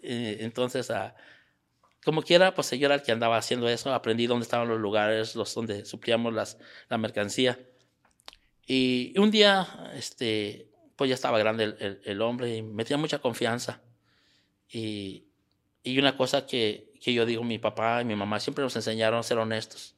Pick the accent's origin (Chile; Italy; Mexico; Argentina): Mexico; moved away as an adult; also born or lived in San Antonio, Texas / Querétaro; now in United States; tuve que regresar a, al pueblo donde yo nací, ahí donde, donde me crié